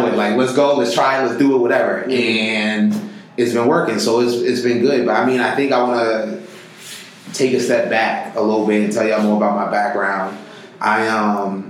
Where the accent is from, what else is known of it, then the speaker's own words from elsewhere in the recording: New York City, New York, United States; I'm from the Bronx